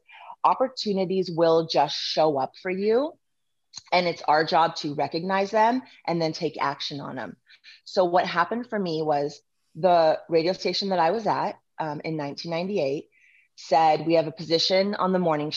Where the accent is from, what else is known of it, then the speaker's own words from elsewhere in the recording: Southern California, United States; moved away as an adult; also born or lived in Lincoln, Nebraska; I grew up in Southern California